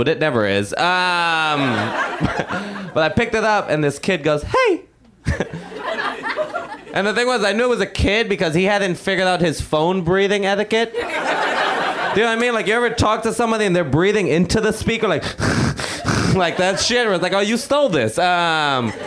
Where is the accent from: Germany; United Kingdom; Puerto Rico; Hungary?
Puerto Rico; when I was 13, growing up in Puerto Rico